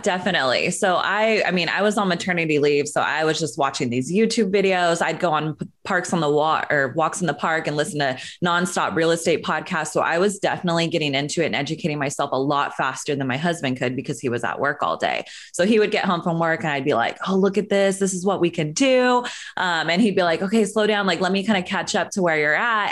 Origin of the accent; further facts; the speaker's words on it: Northern California, United States; moved away as an adult; also born or lived in Sacramento; now in Los Angeles, United States; I grew up in Northern California